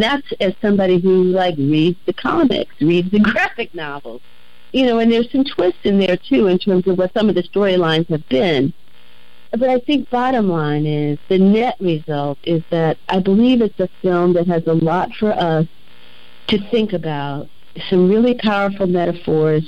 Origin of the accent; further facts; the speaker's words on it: New York City, New York, United States; growing up in Harlem